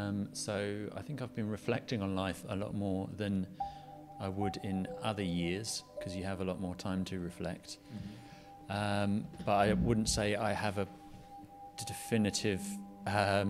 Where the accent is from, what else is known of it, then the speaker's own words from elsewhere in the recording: England, United Kingdom; also born or lived in London; now in Brighton, United Kingdom; I was born in England, sort of fairly near London, and then grew up, we moved out of London and moved to the countryside and grew up in the countryside, and it was a fairly normal kind of English life